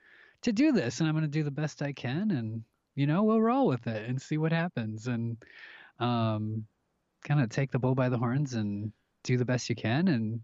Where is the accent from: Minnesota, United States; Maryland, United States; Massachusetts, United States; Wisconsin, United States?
Minnesota, United States; Minneapolis; I'm from the Midwest, you know, up towards in Minnesota, in Minneapolis, towards the Canadian border is where I, you know, born and raised.